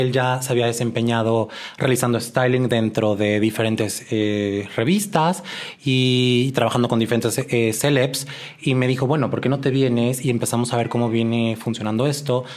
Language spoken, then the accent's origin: Spanish; Guadalajara, Jalisco, Mexico; moved away as an adult; now in Mexico City, Mexico; yo soy de Guadalajara, tengo ya algunos años en la Ciudad de México.